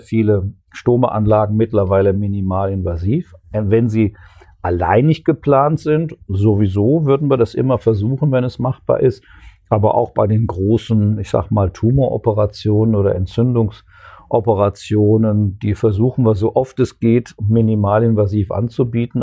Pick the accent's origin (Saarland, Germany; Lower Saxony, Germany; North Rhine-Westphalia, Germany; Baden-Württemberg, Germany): North Rhine-Westphalia, Germany; Ruhr area; moved away as an adult; also born or lived in Bochum / Würzburg / Konstanz; now in Kassel, Germany; komme ursprünglich aus dem Ruhrgebiet